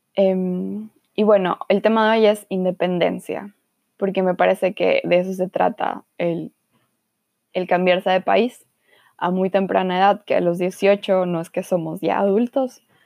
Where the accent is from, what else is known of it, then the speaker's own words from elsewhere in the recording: Guayaquil, Guayas, Ecuador; moved away as an adult; also born or lived in Quito / Cuenca / Frankfurt / Marburg; now in Germany; nací en Quito, luego me mudé a Cuenca y luego me mudé a Guayaquil. Y ahí viví casi